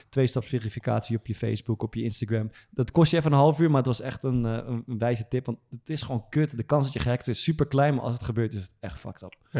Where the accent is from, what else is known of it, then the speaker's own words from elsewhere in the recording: Amersfoort, Utrecht, Netherlands; is uit Amersfoort, dat is waar ik vandaan kom